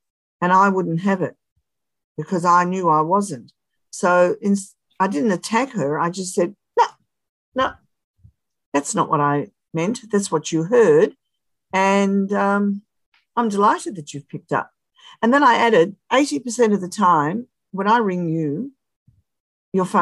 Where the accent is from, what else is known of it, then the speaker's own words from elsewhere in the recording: Australia; I'm Australian